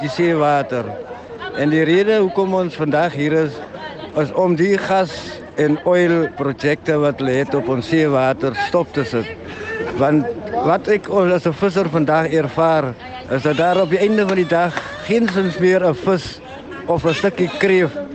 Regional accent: Port Nolloth, Northern Cape, South Africa; Ek is van Noord-Kaap uh, uit Port Nolloth.

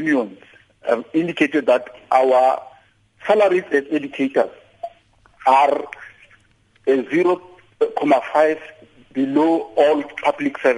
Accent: South Africa; as South African teachers

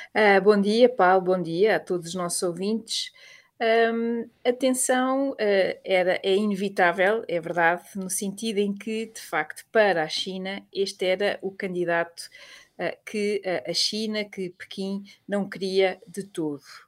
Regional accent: Portugal; nós portugueses

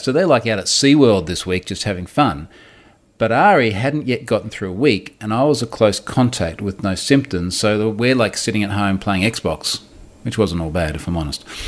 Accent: Australia; accent: rough Australian; my rough Australian accent

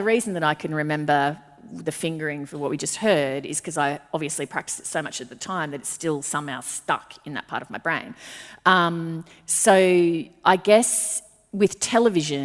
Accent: Brisbane, Queensland, Australia; born or raised there

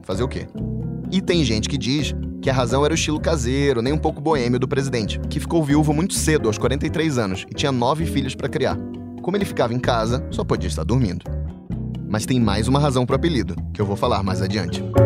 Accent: Belém, Pará, Brazil; Quando eu era criança em Belém do Pará, eu adorava quando meus pais me levavam no Bosque Rodrigues Alves

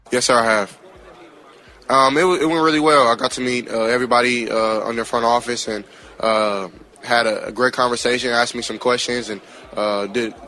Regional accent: Texas, United States; I'm from Texas

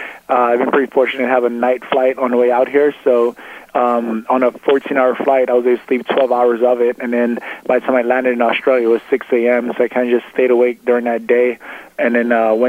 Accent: New York City, New York, United States; moved away; also born or lived in Chicago, Illinois; I was born in Brooklyn, New York. I lived there for most of my early life

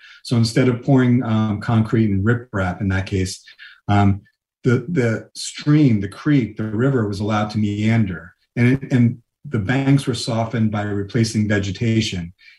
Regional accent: New York, United States; You know, I grew up in New York

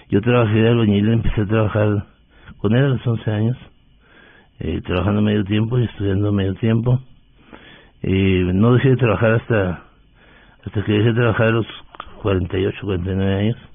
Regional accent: Delicias, Chihuahua, Mexico; Yo soy un mexicano de origen humilde del norte de México, de Ciudad de Delicias, Chihuahua.

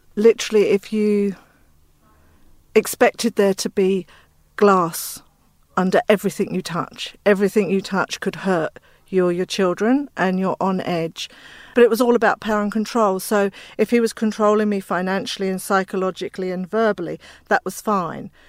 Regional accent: England, United Kingdom; also born or lived in Inner West, Sydney; now in Australia; I'm from England.

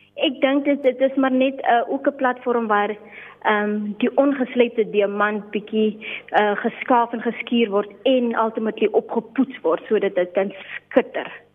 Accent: Limpopo, South Africa; also born or lived in Namaqualand; ek is gebore en getoe in Limpopo land, 'n eh, baie meer spesifiek in die klein myn dorpie Napabip

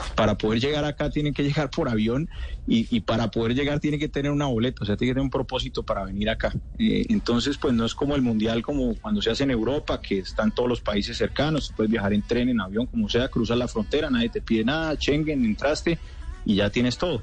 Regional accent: Colombia; now in Qatar; somos dos colombianos

